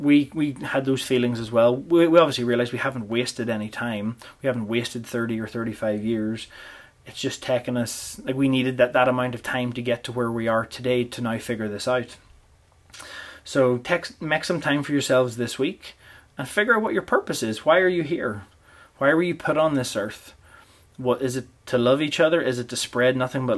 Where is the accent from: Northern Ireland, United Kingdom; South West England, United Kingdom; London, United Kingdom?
Northern Ireland, United Kingdom; Portadown; now in Canada; whenever I grew up in Portadown